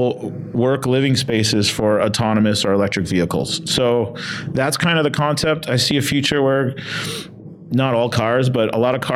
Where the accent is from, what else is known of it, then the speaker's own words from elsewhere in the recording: Windsor, Ontario, Canada; also born or lived in Detroit area; growing up in Windsor, Canada, which is on the border of Detroit